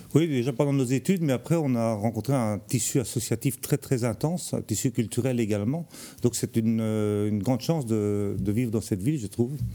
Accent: Charleroi, Wallonia, Belgium; moved away as an adult; now in Tournai, Belgium; moi je viens de Charleroi, c'est le pays noir pour arriver au pays blanc.

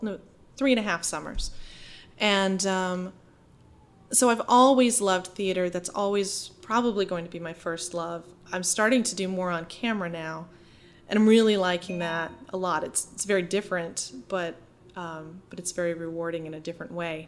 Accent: Holden, Maine, United States; moved away as an adult; also born or lived in New York City; I'm from a small town outside of Bangor um, mm-hmm. called Holden, and um, I, my family has been there for generations.

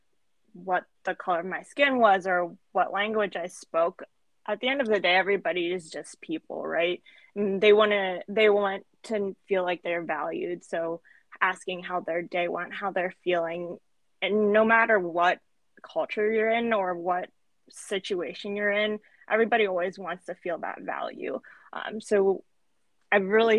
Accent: Cincinnati, Ohio, United States; moved away as an adult; also born or lived in Milwaukee, Wisconsin; now in Ann Arbor, United States; I grew up in Cincinnati, Ohio, have lived in Milwaukee, Wisconsin, and now I'm living in Ann Arbor, Michigan

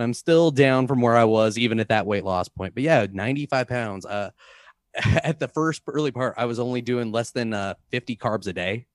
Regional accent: St. Louis, Missouri, United States; now in Boulder, United States; I'm from Saint Louis

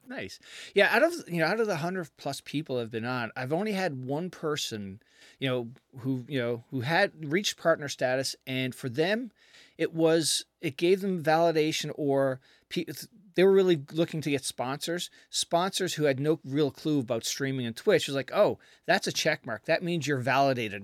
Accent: Canada; now in United States; I'm from Canada originally

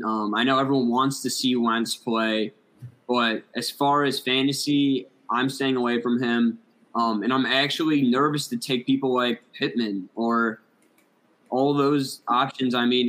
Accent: Chicago, Illinois, United States; I'm from Chicago

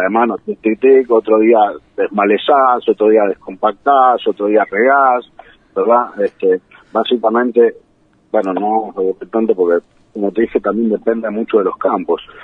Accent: San Isidro, Buenos Aires Province, Argentina; moved away; Yo soy de Buenos Aires, este, nací en, San Isidro

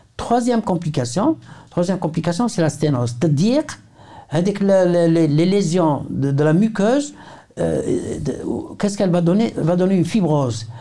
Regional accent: Algeria; chez nous en Algérie

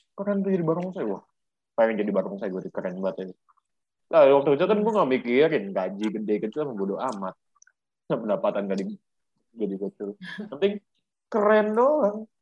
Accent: Jakarta, Indonesia; lahir di Jakarta, tepatnya tanggal dua puluh sembilan November pada tahun dua ribu dua

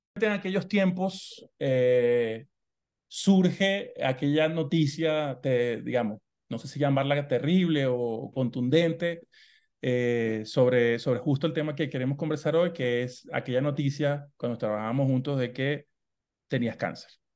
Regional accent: Maracaibo, Zulia, Venezuela; de donde yo soy, de Maracaibo, Venezuela

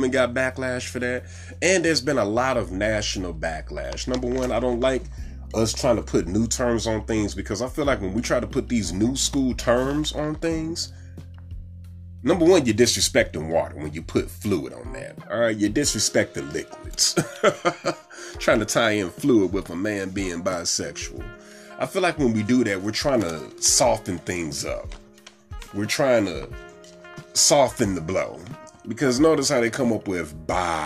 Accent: St. Louis, Missouri, United States; now in Dallas, United States; my hometown, the St. Louis Battlehawks

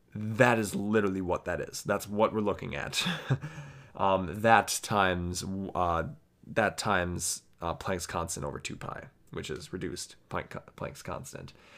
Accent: United States; I am from the United States

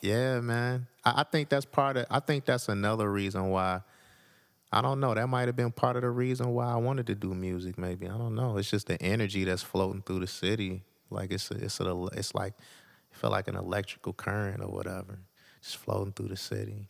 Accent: Detroit, Michigan, United States; I was born in Detroit. Uh, grew up off of, uh, twelfth Street, Lawrence

